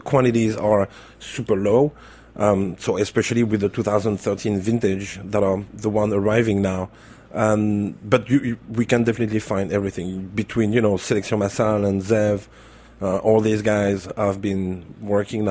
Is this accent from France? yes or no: yes; Burgundy, Bourgogne-Franche-Comté, France; English is a second language; moved away as an adult; now in New York, United States; I'm from Burgundy